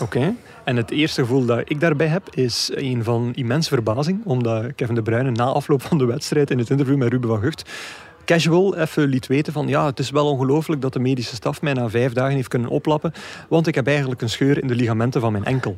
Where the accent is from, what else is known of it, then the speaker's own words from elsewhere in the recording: Belgium; als Belg